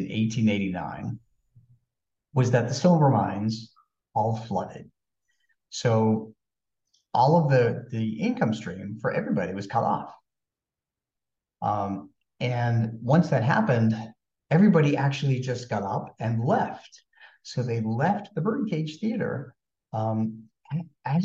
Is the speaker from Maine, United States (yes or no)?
no; Maryland, United States; we were from Maryland